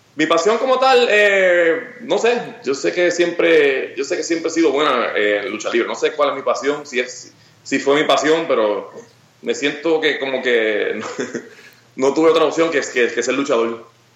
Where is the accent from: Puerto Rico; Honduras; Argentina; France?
Puerto Rico; soy orgulloso de ser de Puerto Rico